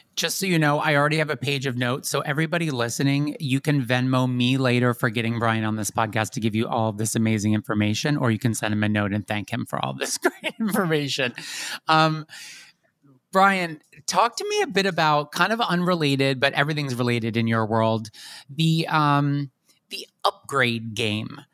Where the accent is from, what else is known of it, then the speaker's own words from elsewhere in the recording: West Chester, Pennsylvania, United States; also born or lived in Catskills, New York; I'm from Chester County, so we're a county away. I'm from Westchester.